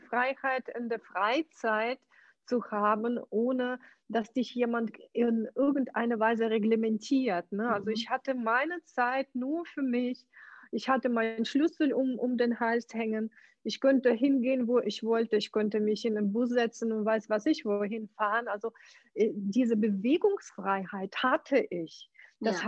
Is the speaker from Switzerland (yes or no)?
no; Ukraine; German is a second language; moved away as an adult; now in Germany; also geboren bin ich in der Ukraine.